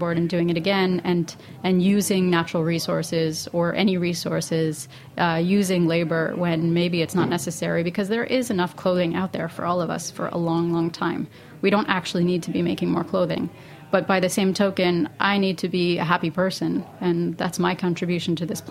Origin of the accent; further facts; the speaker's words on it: Canada; now in Brooklyn, United States; I'm not the product of hippie parents, but I am Canadian